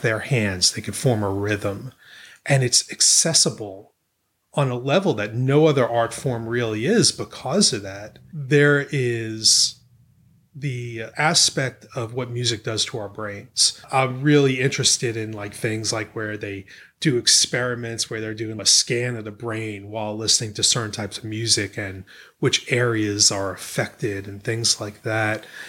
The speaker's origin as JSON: {"language": "English", "region": "New York", "country": "United States", "also_born_or_lived": "the South (US)", "moved": "as an adult", "lives_now": "St. Andrews, United States", "said": "I'm from New York, you know, but I lived in the South pretty much my whole adult life, but I, I still consider myself a New Yorker"}